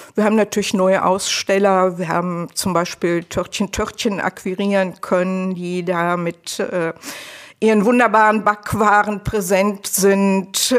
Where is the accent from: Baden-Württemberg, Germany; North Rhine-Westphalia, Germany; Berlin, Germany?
North Rhine-Westphalia, Germany; Leverkusen; ich komme ja aus Leverkusen.